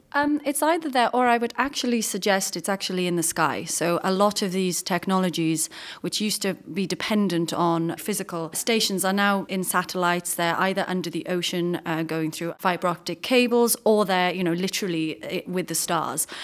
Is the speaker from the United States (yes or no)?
no; United Kingdom; as a British person